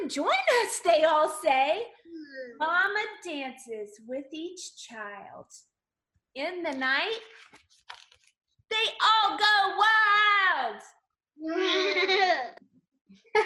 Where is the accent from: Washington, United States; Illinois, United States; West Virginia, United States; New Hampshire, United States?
West Virginia, United States; one of my favorite schools in all of West Virginia, my home state